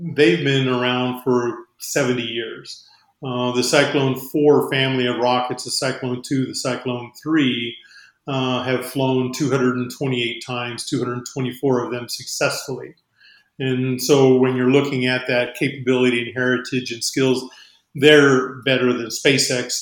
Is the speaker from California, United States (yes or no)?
no; Albuquerque, New Mexico, United States; I'm from Albuquerque area